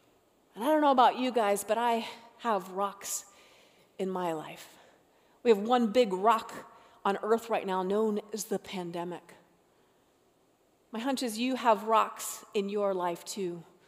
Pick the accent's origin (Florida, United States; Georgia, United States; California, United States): Florida, United States; born there; also born or lived in North Carolina / Colorado / Utah / Alaska; I was born in Florida, lived in North Carolina, Colorado, Utah, Alaska, all these places.